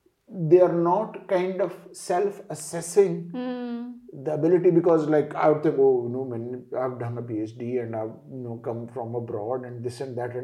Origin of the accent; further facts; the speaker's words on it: Shakargarh, Punjab, Pakistan; I'm from Shakargarh because that's my where my village is.